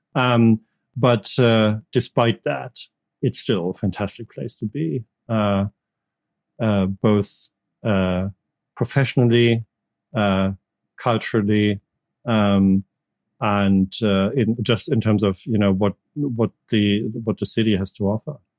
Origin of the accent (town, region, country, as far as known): Germany; English is a second language; moved away as an adult; also born or lived in United States; now in United Kingdom